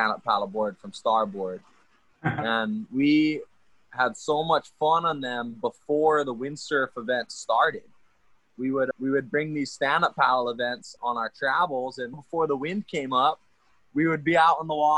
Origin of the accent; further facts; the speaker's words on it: Kahana, Hawaii, United States; I grew up here on West Maui over in Kahana.